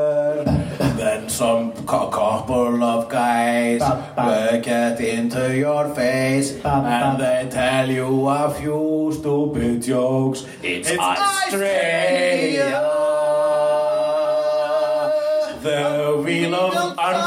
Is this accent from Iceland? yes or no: yes; Iceland; I am an Icelandic person.